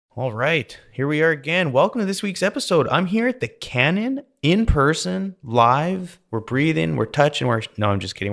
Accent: Canada; now in Texas, United States; I grew up in Canada

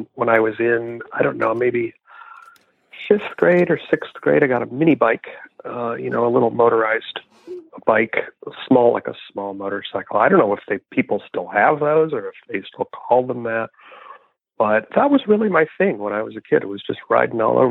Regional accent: Rochester, Michigan, United States; moved away as an adult; also born or lived in Detroit, Michigan / Ferndale, Michigan / Royal Oak, Michigan / Vermont; now in Somerville, United States; we moved out to Rochester, and that's where I grew up

